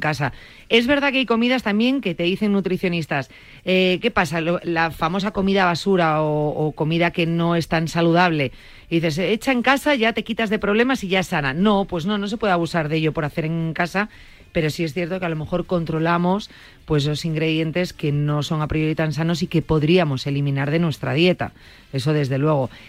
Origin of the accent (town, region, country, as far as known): Vigo, Galicia, Spain